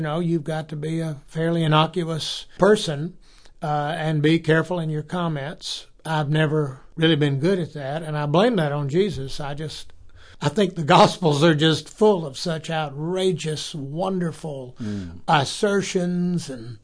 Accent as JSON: {"language": "English", "region": "South Carolina", "country": "United States", "said": "I'm from South Carolina"}